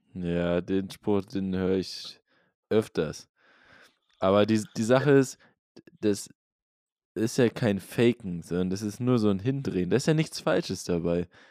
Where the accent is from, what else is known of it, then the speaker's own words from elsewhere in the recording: Norderney, Lower Saxony, Germany; die Insel, wo ich herkomme, Norderney